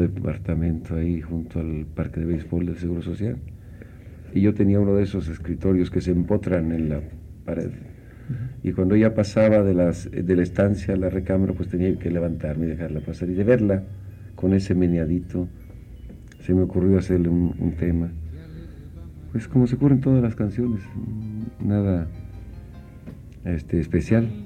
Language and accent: Spanish; Yucatán, Mexico; moved away; also born or lived in Mexico City; Trece años viviendo aquí